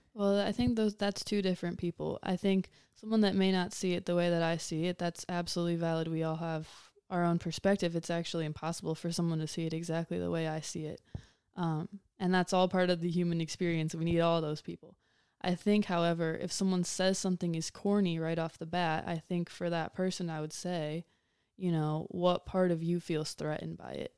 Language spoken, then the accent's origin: English; Huron, Ohio, United States; I was raised in Huron, Ohio